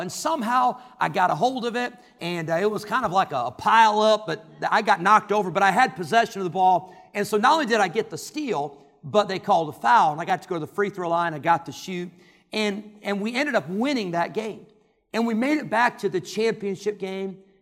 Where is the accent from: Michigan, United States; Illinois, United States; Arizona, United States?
Illinois, United States; Rockford; I grew up in Rockford, Illinois